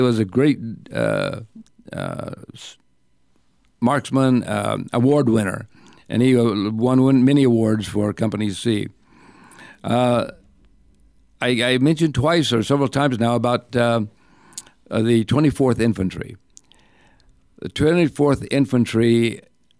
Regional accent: Pima, Arizona, United States; I'm from Pima

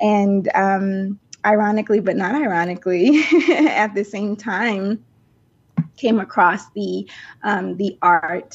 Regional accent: South Carolina, United States; also born or lived in Denver, Colorado; I was born in Denver, Colorado. But I actually grew up in South Carolina. So I moved to South Carolina with my mom and my sisters when I was 5 years old. So, the South is home for me

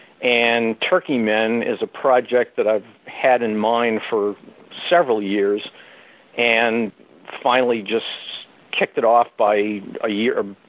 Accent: New England, United States; ever since I was a kid growing up in New England

